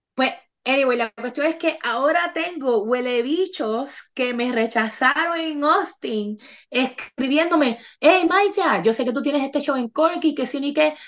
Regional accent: Bayamón, Puerto Rico; now in Texas, United States; Yo soy de Bayamón, este es mi pueblo, este es mi barrio

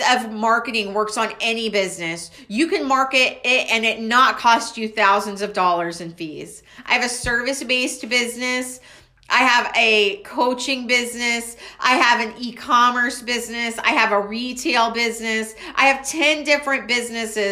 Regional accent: Waco, Texas, United States; I'm from Waco, Texas.

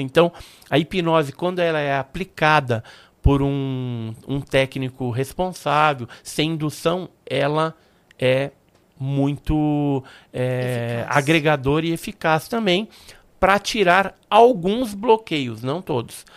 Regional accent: Santos, São Paulo, Brazil; also born or lived in Guarujá; nasci em Santos, né? Mas a gente morava naquela época no bairro do Santo Antônio.

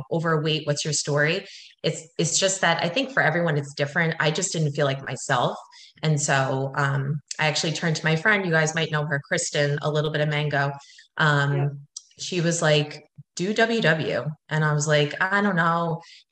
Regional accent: Long Island, New York, United States; I'm from Long Island

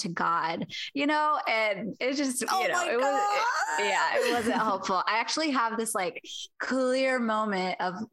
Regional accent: Ohio, United States; moved away as an adult; now in California, United States; I grew up in Ohio, coming to California

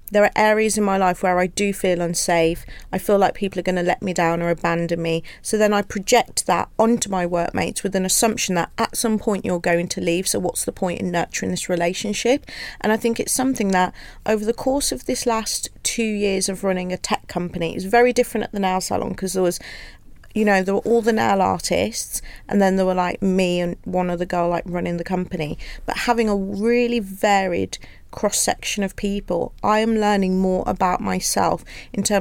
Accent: Wolverhampton, West Midlands, United Kingdom; it was quite interesting because I have got a coarser accent. I'm from Wolverhampton compared to my family because I went Wolverhampton.

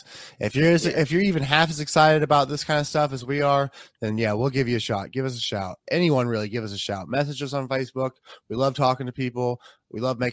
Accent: Jasper, Indiana, United States; here in Jasper. Right down the street from my mom's house here where I grew up

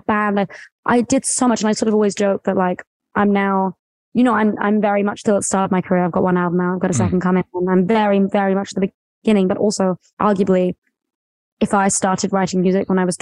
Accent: West Sussex, near Brighton, South East England, United Kingdom; I'm from like a really small town near Brighton, which is on the coast. And then I grew up for most of my life in, a very small town, sort of cows

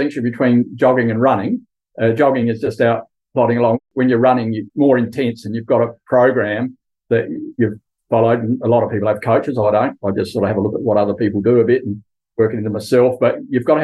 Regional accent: Kimba, South Australia, Australia; also born or lived in Adelaide; now in Clare, Australia; I grew up at Kimber on Eyre Peninsula, a really nice rural town

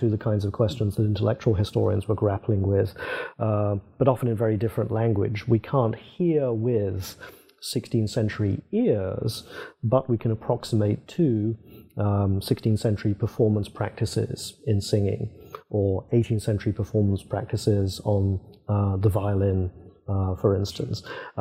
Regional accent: England, United Kingdom; moved away as an adult; also born or lived in Princeton, United States; I was British rather than English

